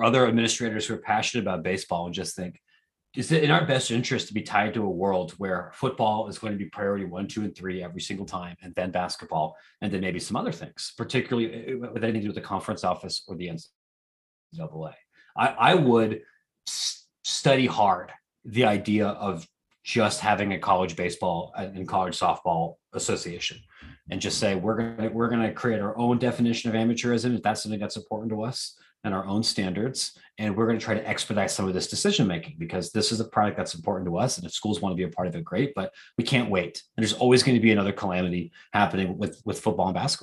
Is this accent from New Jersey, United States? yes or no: no; Columbus, Ohio, United States; now in Chicago, United States; I live in Chicago. I'm from Columbus